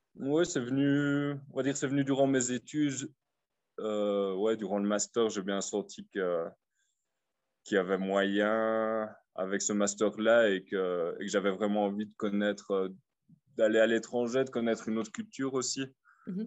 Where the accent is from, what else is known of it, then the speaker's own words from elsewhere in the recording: Liège, Wallonia, Belgium; moved away as an adult; now in Copampa, Peru; je viens de Liège, à mon avis j'ai encore l'accent là, qui reste un peu.